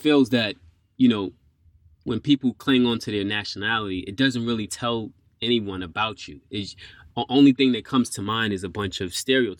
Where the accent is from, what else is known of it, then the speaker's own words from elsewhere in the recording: New York, United States; moved away as an adult; now in Japan; I grew up in New York